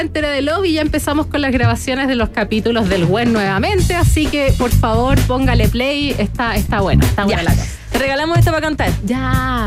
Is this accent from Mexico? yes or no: no; Chile